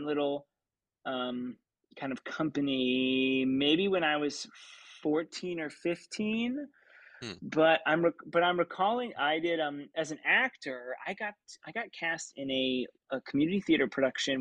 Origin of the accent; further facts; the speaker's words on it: Lawrence, Kansas, United States; moved away; I grew up in Lawrence, Kansas, which is a great college town.